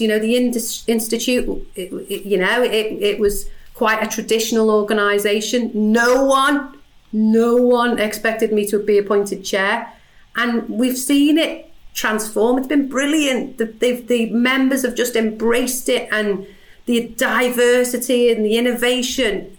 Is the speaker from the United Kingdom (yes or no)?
yes; Liverpool, North West England, United Kingdom; accent: Scouse